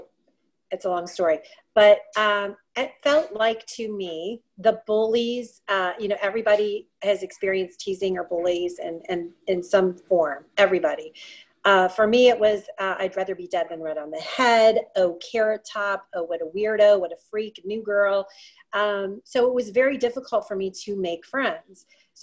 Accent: Ohio, United States; moved away as an adult; also born or lived in Florida / Colorado; I grew up in Ohio. And then after I grew up in Ohio, I moved to Florida for a little bit. And then I spent the last 3 decades in Colorado. And now I'm back in Ohio.

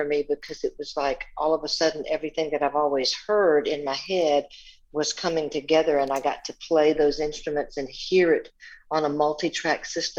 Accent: the South, United States; Making up little songs and being exposed to music most of my life in small Southern Baptist churches growing up in the South.

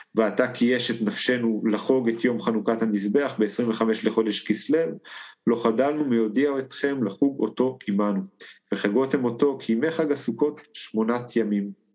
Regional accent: Israel; אני מגיע מקיבוץ אה, גש

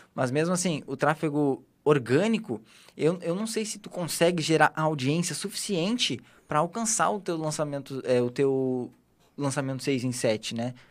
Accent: Porto Alegre, Rio Grande do Sul, Brazil; Eu sou gaúcho, né? Sou de Porto Alegre

